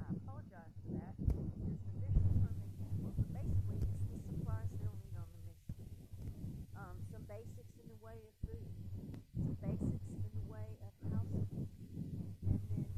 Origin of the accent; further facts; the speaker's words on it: Texas, United States; I am a Texan